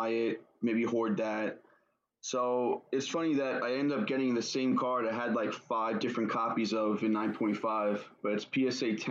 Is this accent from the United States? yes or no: yes; New York, United States; from New York